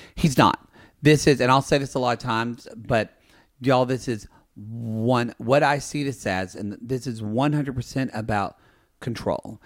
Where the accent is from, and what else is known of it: Dallas, Texas, United States; born or raised there; moved away